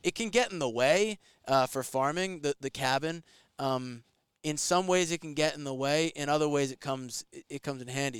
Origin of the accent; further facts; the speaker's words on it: New York, United States; I'm from New York